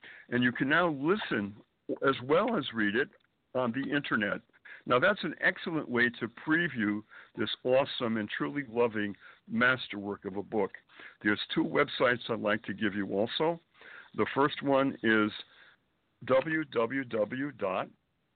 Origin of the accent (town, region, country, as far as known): Springfield, Massachusetts, United States; born or raised there; moved away as an adult; also born or lived in Boston / New York City